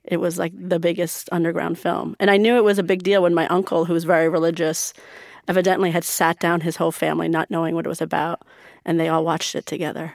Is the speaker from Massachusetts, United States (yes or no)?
no; New York, United States; also born or lived in Iran; I grew up in America, going to Persian school